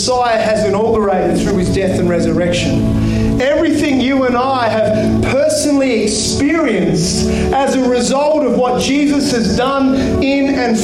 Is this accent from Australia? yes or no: yes; Kalgoorlie, Western Australia, Australia; Growing up in Kalgoorlie